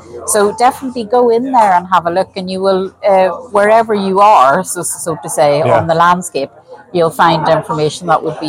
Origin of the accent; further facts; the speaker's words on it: Ireland; now in Sweden; as Irish professionals in Sweden and in the Nordics, it's really beneficial to share knowledge, share experiences.